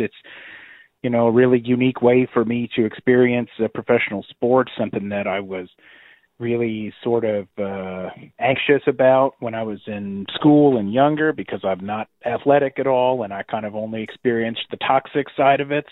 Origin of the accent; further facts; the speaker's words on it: North Carolina, United States; now in Dallas, United States; I'm originally from North Carolina and I've been living in Dallas for the last several years